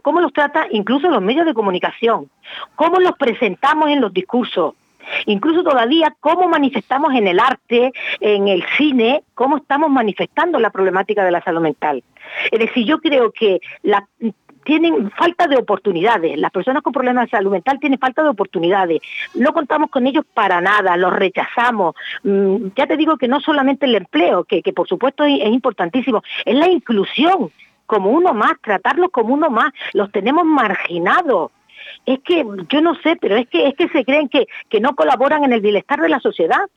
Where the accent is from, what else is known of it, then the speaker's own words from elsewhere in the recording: Canary Islands, Spain; also born or lived in Málaga; Yo, aunque soy canaria, mi distrito universitario era Málaga